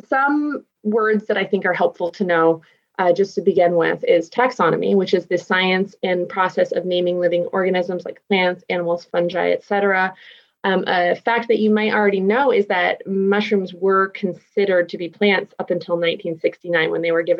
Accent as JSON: {"language": "English", "region": "Massachusetts", "country": "United States", "first_language": "English", "moved": "yes", "lives_now": "Pacific Northwest, United States", "said": "I'm from Massachusetts"}